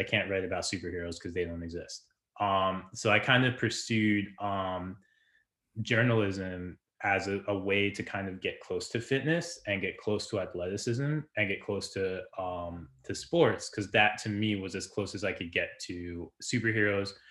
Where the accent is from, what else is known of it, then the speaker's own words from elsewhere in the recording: New Jersey, United States; I grew up in Jersey